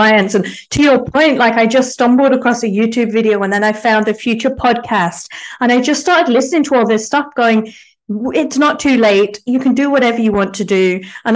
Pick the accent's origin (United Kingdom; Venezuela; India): United Kingdom; England; now in Australia; I'm in Australia. I'm English